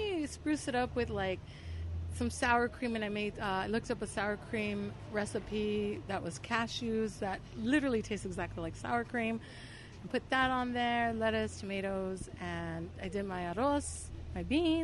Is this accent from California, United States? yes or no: yes; Los Angeles, California, United States; I grew up in this barrio in L.A., next to East L.A., called Boyle Heights